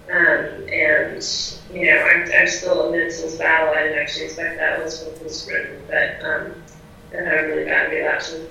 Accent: Southern California, United States; moved away as an adult; also born or lived in Iran / New York; I grew up in Southern California and I was born in Iran.

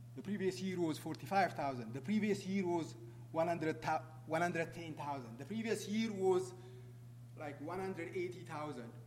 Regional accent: Ethiopia; moved away as an adult; now in United States; I came from that country, but I ran away from that country because I was, uh, I was chased by, you know, uh, dictators in, in my country. Uh, I came to the U.S.

